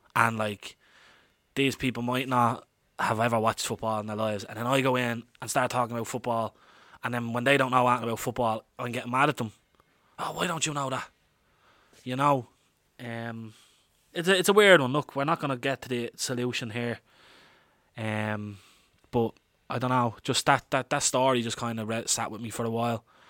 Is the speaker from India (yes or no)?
no; Dublin, Leinster, Ireland; I'm an Irish man, born and reared in Dublin